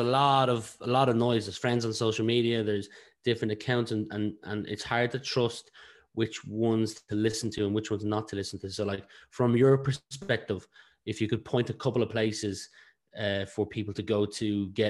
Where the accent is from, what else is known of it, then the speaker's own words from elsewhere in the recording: Ratoath, Leinster, Ireland; I'm from Ratoath, which is like literally next door to Ashburn.